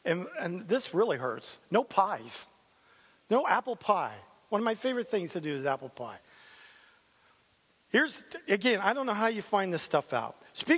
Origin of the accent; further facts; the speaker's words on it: San Diego, California, United States; I'm a San Diego Charger fan. I came from San Diego.